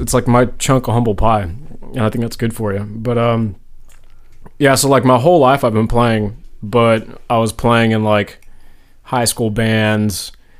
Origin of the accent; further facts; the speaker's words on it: Washington, United States; moved away as an adult; also born or lived in San Diego; now in Nashville, United States; I was born and raised in Washington State. Right out of high school, joined the Marine Corps, and all my family's actually from Clarksville.